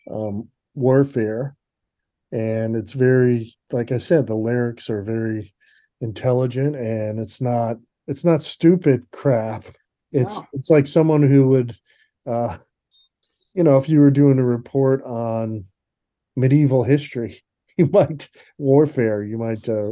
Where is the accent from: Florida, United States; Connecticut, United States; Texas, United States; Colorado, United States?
Connecticut, United States; We grew up in Connecticut, and there was no real music scene